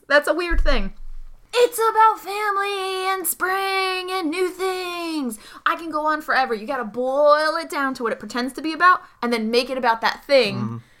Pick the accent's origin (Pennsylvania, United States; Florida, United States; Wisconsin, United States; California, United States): Pennsylvania, United States; hometown of the Just Born factory; moved away; the company that makes them, Just Born, is in my hometown.